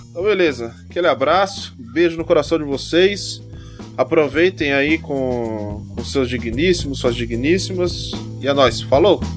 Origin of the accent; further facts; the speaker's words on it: Brazil; eu mesmo que moro aqui, sou brasileiro